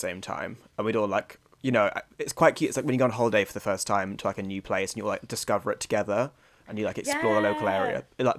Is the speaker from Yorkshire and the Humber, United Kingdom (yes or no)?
no; Bristol, South West England, United Kingdom; born there; Bristol on my passport, but I've only technically lived there for 6 months as an infant baby